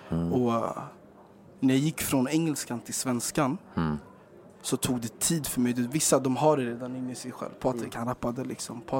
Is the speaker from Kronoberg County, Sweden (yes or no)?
no; Stockholm, Stockholm County, Sweden; jag är från Rågsved.